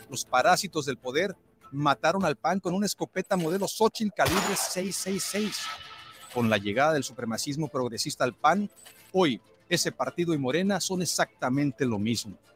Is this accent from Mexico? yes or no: yes; Mexico